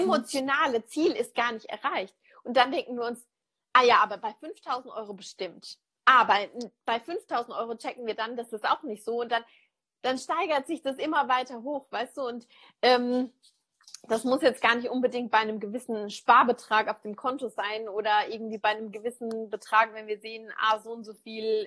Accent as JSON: {"language": "German", "country": "Germany", "said": "bei uns in Deutschland"}